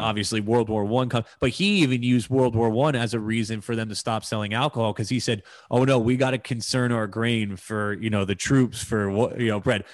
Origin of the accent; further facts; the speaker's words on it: United States; as an American